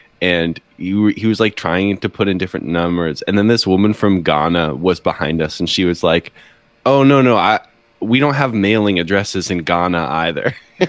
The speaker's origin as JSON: {"language": "English", "town": "Boston", "region": "Massachusetts", "country": "United States", "tie": "born or raised there", "said": "But I grew up in Boston instead, you know?"}